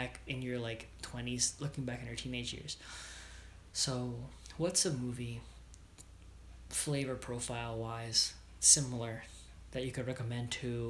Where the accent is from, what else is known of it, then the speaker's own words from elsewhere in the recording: New York, United States; For some reason, I am Jewish from New York.